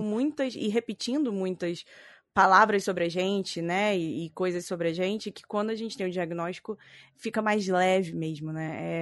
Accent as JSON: {"language": "Portuguese", "region": "Rio de Janeiro", "country": "Brazil", "tie": "born or raised there", "accent": "chiado carioca", "moved": "yes", "lives_now": "São Paulo, Brazil", "said": "eu moro em São Paulo, mas eu nasci no Rio de Janeiro, então eu vou chiar um pouquinho no microfone"}